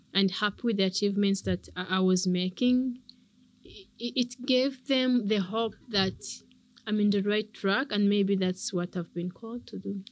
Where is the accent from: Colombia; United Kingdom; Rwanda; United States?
Rwanda; I love Rwanda. I love my country.